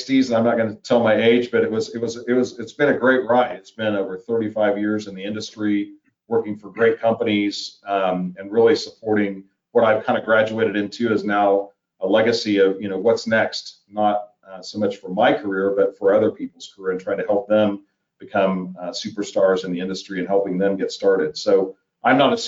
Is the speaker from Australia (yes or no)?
no; Wichita, Kansas, United States; growing up in Wichita